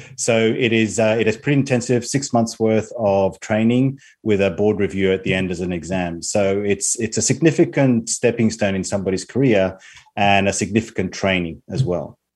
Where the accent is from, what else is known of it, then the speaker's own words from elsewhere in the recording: Spain; moved away as an adult; also born or lived in Australia; now in United Kingdom; I'm currently living in the UK, although I've spent most of my life in Australia, um, despite growing up in Spain for my first 17 years.